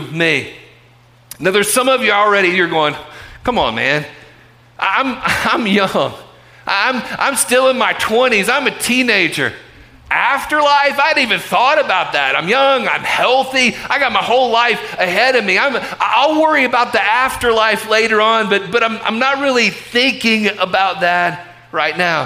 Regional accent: Chattanooga, Tennessee, United States; I was born right here in Chattanooga Memorial Hospital

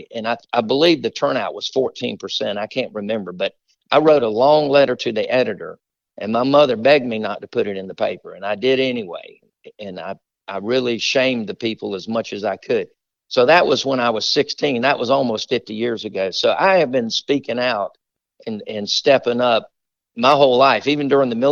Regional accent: Camden, South Carolina, United States; also born or lived in Sumter, South Carolina; raised in Camden, and spent my whole formative years here

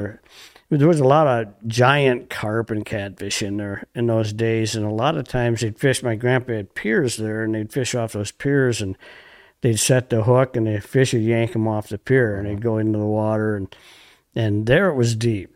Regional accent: Montello, Wisconsin, United States; Grew up in Montello, Wisconsin, on the Fox River.

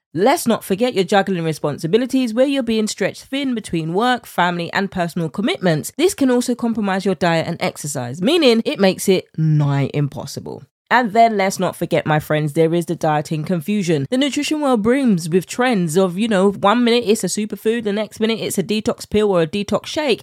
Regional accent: United Kingdom; accent: British; my British accent

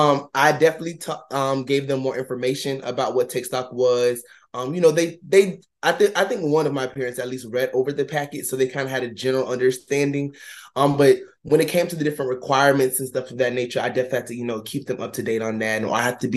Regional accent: Ocala, Florida, United States; moved away as an adult; also born or lived in Tallahassee, Florida; I'm originally from Ocala, Florida

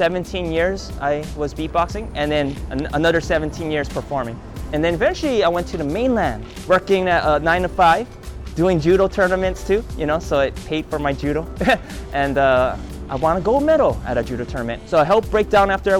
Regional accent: Honolulu, Hawaii, United States; I was born and raised on Oahu in Honolulu, here in Chinatown.

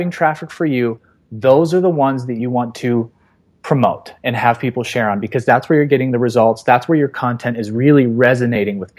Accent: Los Angeles, California, United States; my hometown, Los Angeles

